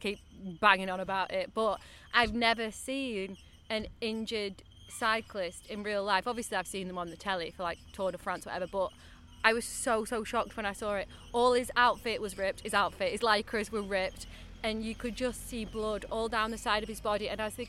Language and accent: English; United Kingdom; because he's Team GB and we're obviously British, we were backing him all the way.